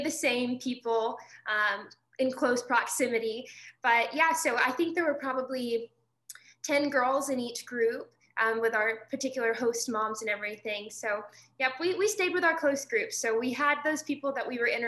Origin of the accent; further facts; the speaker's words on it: Mississippi, United States; my hometown in Mississippi is just 30 minutes down the road from Elvis Presley's birthplace